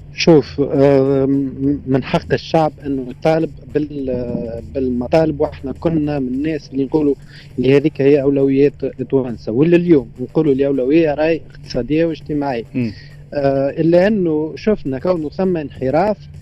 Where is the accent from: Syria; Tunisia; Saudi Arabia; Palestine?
Tunisia; كتونسي وانا تونسي حر